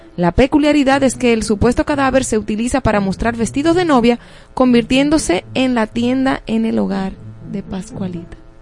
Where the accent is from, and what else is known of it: Dominican Republic